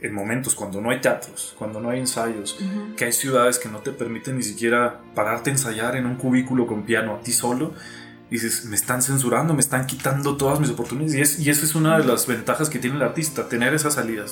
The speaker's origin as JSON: {"language": "Spanish", "town": "Cuauhtémoc", "region": "Chihuahua", "country": "Mexico", "also_born_or_lived": "Mexico City", "said": "soy de aquí de Ciudad Cuauhtémoc, Chihuahua"}